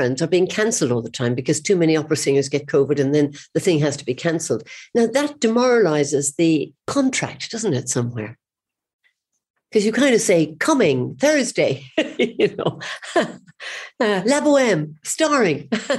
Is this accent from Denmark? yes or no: no; Cork, Munster, Ireland; Well, I was brought up in the Middle Ages, you know, and we didn't have much cinema.